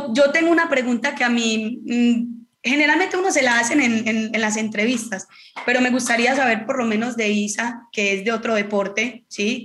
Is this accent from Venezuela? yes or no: no; Marinilla, Antioquia, Colombia; now in Cali, Colombia; soy de Marinilla, un pueblo muy cerca de Medellín